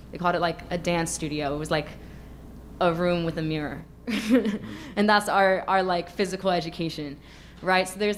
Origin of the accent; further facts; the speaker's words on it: New York City, New York, United States; I'm from New York City. It's the most segregated school system in the country